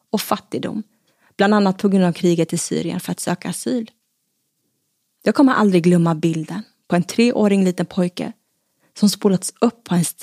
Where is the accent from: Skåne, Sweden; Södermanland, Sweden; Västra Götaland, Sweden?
Västra Götaland, Sweden; Gothenburg; also born or lived in Stockholm; De flyttade sen till Göteborg. Och den 9 januari 1986 föddes jag på Östra sjukhuset.